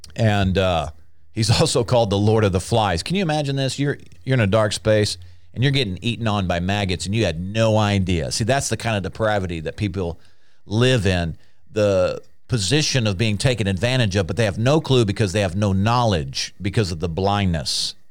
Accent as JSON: {"language": "English", "country": "United States", "said": "I'm an American. And before I was born again, I was an American."}